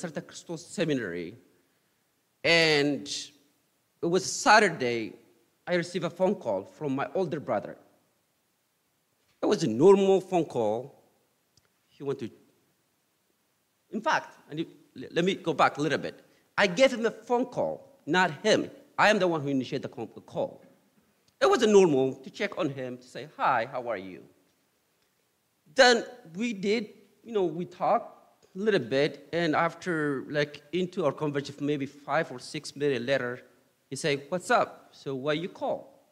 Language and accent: English; Ethiopia; now in United States; my experience growing up in Ethiopia first, and then after I moved to U.S. here.